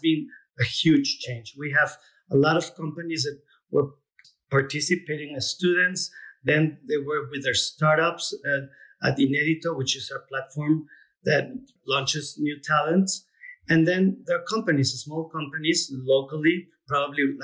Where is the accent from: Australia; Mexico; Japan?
Mexico